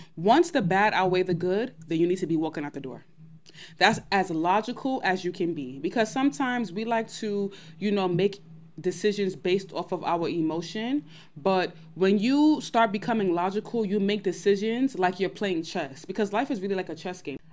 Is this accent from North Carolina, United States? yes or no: no; New York City, New York, United States; I'm from Brooklyn.